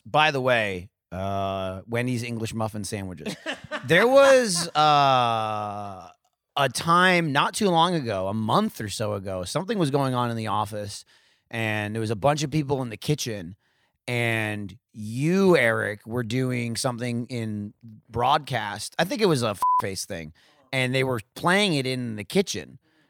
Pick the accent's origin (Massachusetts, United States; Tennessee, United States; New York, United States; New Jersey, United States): New Jersey, United States; accent: Jersey; It's like natural, trying to do my accent again from Jersey.